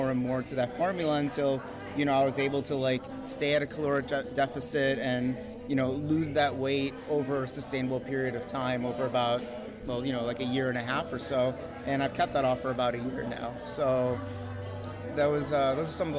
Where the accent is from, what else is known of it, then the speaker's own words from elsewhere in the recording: Chicago, Illinois, United States; I'm from Chicago.